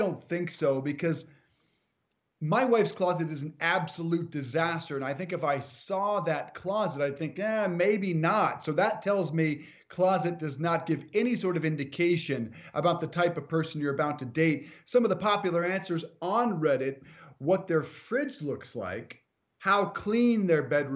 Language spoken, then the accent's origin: English; Colorado, United States; moved away; on the road today in Colorado, in my home state